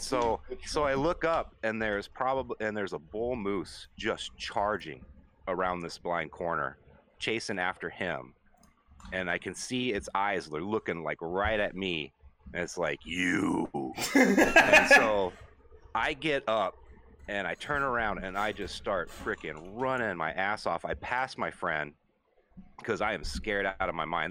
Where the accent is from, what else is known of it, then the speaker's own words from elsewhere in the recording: Anchorage, Alaska, United States; moved away; I grew up in Anchorage, which is the big city in Alaska